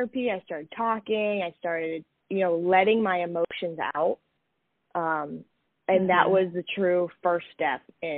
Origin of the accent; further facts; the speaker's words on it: Massachusetts, United States; moved away as an adult; also born or lived in Greenwich, Connecticut; I'm originally from Massachusetts